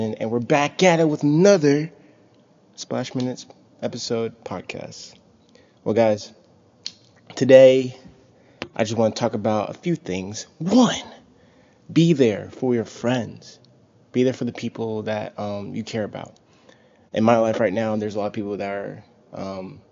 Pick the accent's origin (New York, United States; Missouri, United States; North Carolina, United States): North Carolina, United States; Charlotte; moved away; also born or lived in Louisiana; I always thought, man, I'm never going to move away from Charlotte, North Carolina. I'm going to stay here.